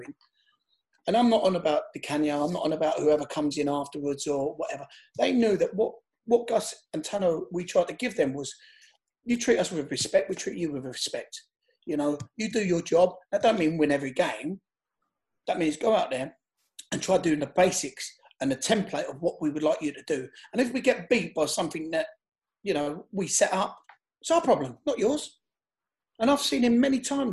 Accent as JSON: {"language": "English", "region": "London", "country": "United Kingdom", "said": "I live in Shepherd's Bush. I'm from Shepherd's Bush"}